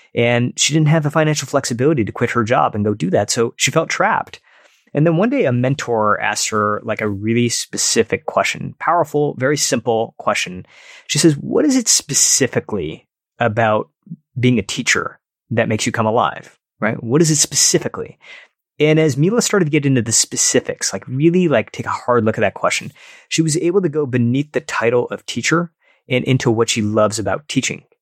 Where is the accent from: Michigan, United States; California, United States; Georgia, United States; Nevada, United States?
Michigan, United States; Detroit; where I grew up in Detroit